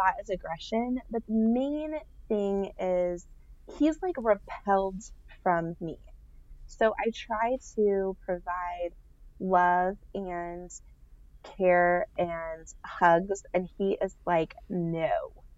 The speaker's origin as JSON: {"language": "English", "region": "Nebraska", "country": "United States", "said": "we are from Nebraska"}